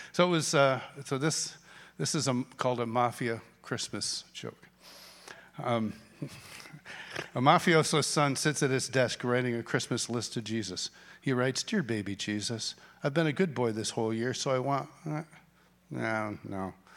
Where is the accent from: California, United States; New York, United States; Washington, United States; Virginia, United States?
New York, United States; Rochester; I grew up in Rochester, New York